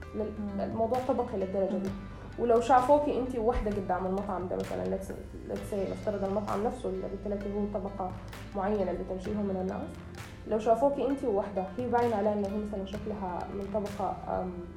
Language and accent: Arabic; Sudan; أنا سودانية